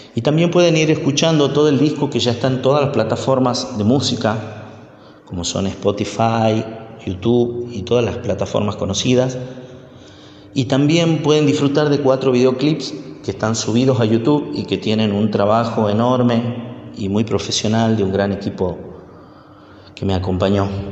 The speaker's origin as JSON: {"language": "Spanish", "region": "Tucumán", "country": "Argentina", "moved": "yes", "lives_now": "Buenos Aires, Argentina", "said": "soy músico tucumano, vivo en Buenos Aires hace algunos años"}